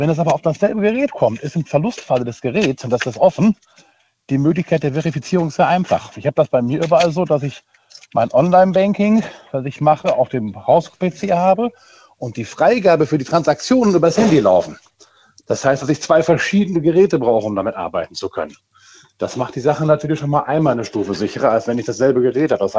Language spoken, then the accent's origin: German; Rhineland-Palatinate, Germany; aus Achso. Westerwald und bin aber gerade auch in Siegburg angekommen.